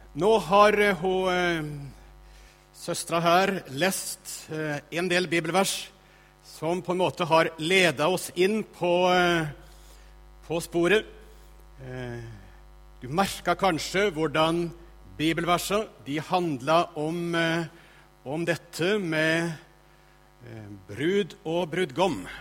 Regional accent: Østfold, Norway; moved away as an adult; also born or lived in Northern Norway; now in Tromsø, Norway; Jeg holder altså til i Tromsø, men jeg vokste opp i Østfold.

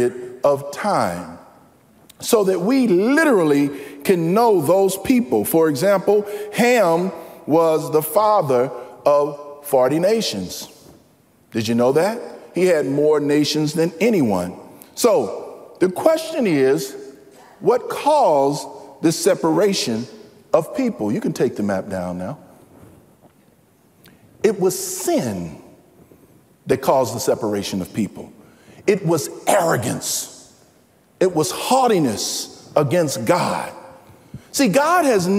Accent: St. Louis, Missouri, United States; moved away; I was born and raised in St. Louis, Missouri, in North St. Louis, by the way, which is a predominantly black section

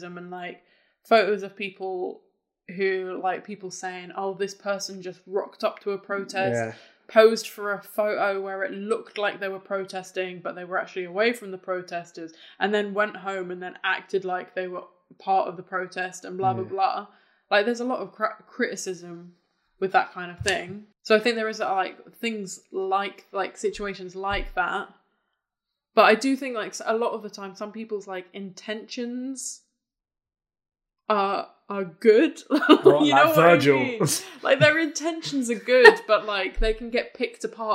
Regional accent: United Kingdom; we're British

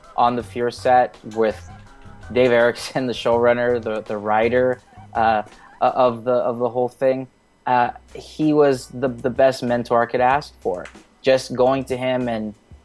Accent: Indio, California, United States; I'm from Indio, California, which is about 2 hours east of Los Angeles

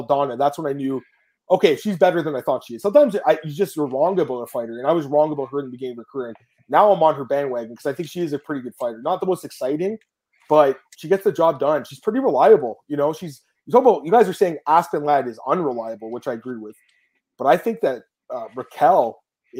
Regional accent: Canada; I'm a Canadian

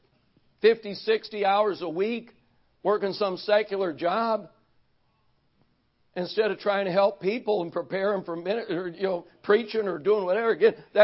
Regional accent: Racine, Wisconsin, United States; also born or lived in Cleveland, Ohio; I was born in Cleveland, Ohio, moved to Racine, Wisconsin when I was 4 years old

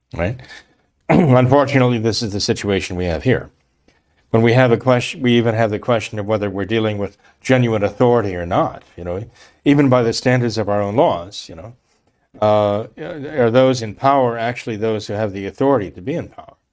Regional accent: United States; we, as Americans

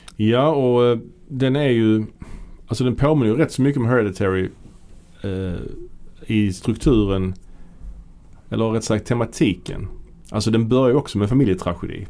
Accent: Sweden; som svensk

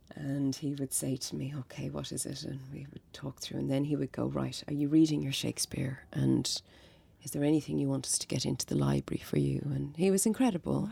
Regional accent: Dublin, Leinster, Ireland; I grew up in Coolock

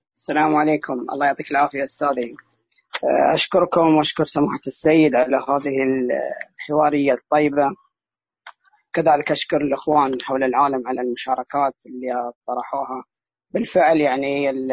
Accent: Al-Ahsa, Eastern Province, Saudi Arabia; انا الان من الاحساء من السعوديه

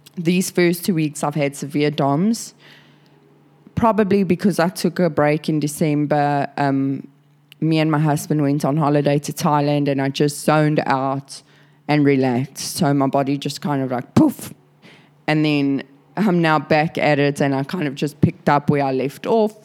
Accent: South Africa; now in Sydney, Australia; I'm a South African now living in Sydney, Australia.

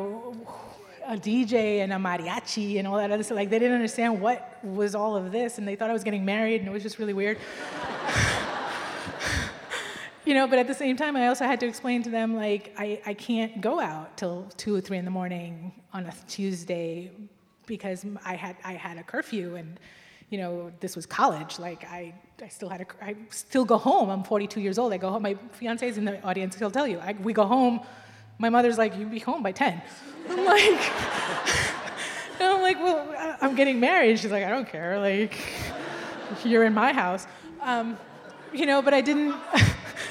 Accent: United States; I grew up in America

